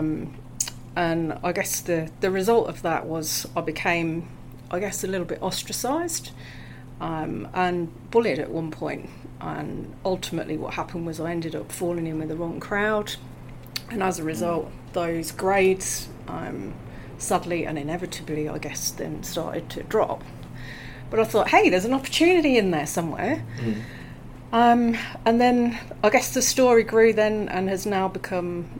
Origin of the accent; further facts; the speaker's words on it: Coventry, West Midlands, United Kingdom; moved away as an adult; now in Australia; I'm from the UK, which you can probably tell from my accent. So I come from a city called Coventry.